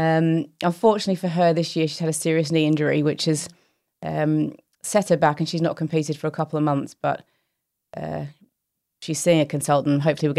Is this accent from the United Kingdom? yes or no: no; Australia; And I think my takeaways from growing up in Australia is I can play cricket